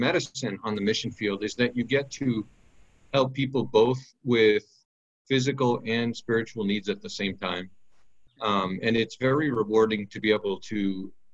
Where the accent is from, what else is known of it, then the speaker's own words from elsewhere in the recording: United States; moved away as an adult; now in Benin; I'm an American